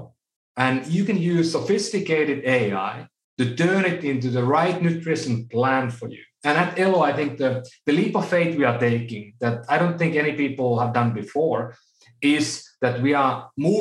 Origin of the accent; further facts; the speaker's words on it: Oulu, North Ostrobothnia, Finland; now in United States; my hometown in Oulu, Finland